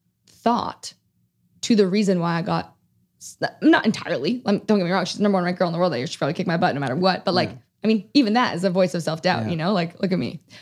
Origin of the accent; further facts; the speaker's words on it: Toronto, Ontario, Canada; in 2015, we have the Pan Am Games in Toronto, mm-hmm. which is my hometown.